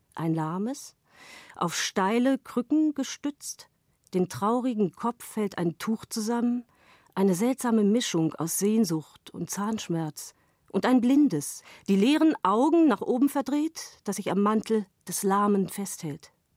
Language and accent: German; Hameln, Lower Saxony, Germany; moved away; aus meiner Heimatstadt Hameln